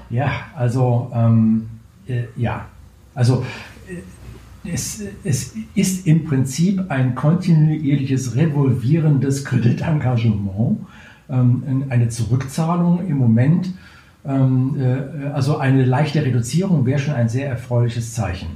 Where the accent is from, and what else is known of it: Germany